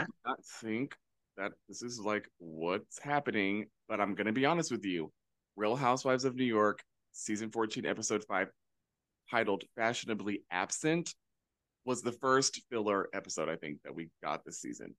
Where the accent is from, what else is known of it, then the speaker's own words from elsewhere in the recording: Canada; So I have this sort of different approach to, like, I'm Canadian. I'm not Chinese and Italian or, you know, Latin, whatever. Like, I'm Canadian.